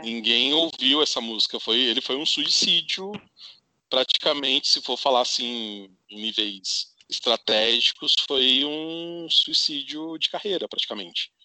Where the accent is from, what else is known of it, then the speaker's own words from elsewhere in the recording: interior of São Paulo, Brazil; moved away; eu sou do interior de São Paulo